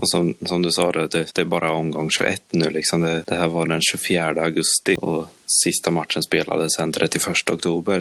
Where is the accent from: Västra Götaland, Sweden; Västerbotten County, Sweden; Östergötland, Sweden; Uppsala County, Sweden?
Östergötland, Sweden; Norrköping; Jag själv satt hemma under matchen. Jag tjatade och tjatade och tjatade på mina föräldrar men de ville inte riktigt åka och jag var lite för ung för att de skulle släppa iväg mig själv. Stämningen hemma i Norrköping